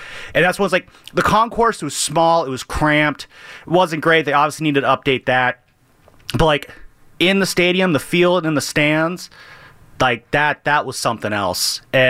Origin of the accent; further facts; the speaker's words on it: San Francisco Bay Area, California, United States; growing up around here